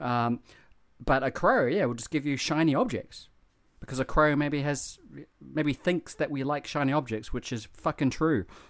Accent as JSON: {"language": "English", "country": "New Zealand", "tie": "born or raised there", "moved": "yes", "said": "growing up in New Zealand"}